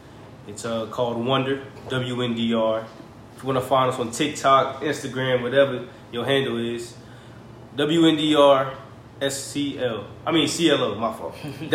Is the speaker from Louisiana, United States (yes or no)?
yes; Prairieville, Louisiana, United States; moved away as an adult; now in California, United States; I'm from Louisiana. It's a small town called Prairieville, Louisiana, right outside Baton Rouge.